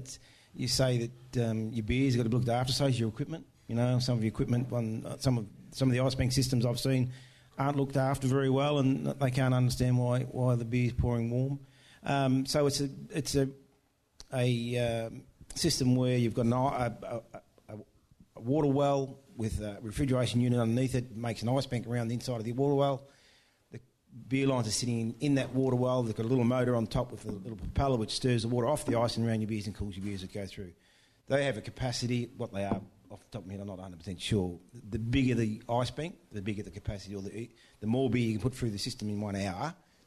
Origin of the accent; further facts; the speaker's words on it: Victoria, Australia; I'm from Victoria